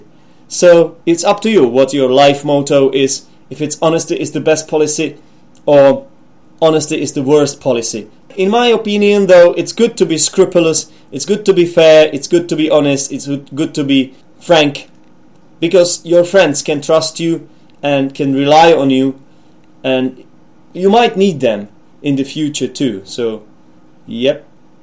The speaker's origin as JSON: {"language": "English", "country": "Czechia", "also_born_or_lived": "England", "second_language": "English", "said": "we have the expression tunnelers in the Czech Republic."}